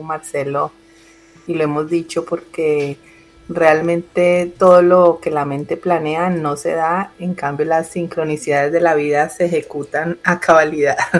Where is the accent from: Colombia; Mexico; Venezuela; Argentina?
Colombia; now in Miami, United States; yo nací en Colombia y vivo en Miami hace más de 20 años